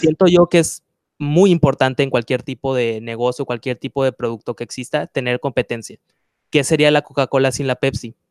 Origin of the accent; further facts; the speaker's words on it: Mexico; lo que somos, eh, de me, como mexicanos